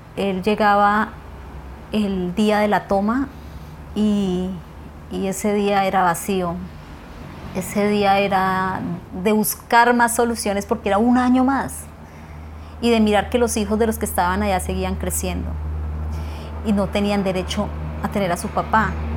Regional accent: Puerto Lleras, Meta, Colombia; tengo 44 años y nací en Puerto Lleras Meta

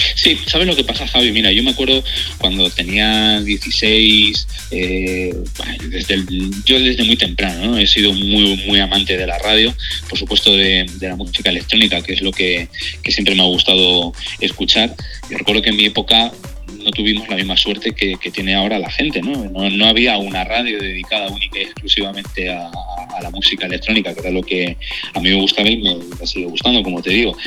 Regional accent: Manzanares, Castilla-La Mancha, Spain; moved away as an adult; now in Madrid, Spain; la radio local de mi pueblo, Manzanares en Ciudad Real

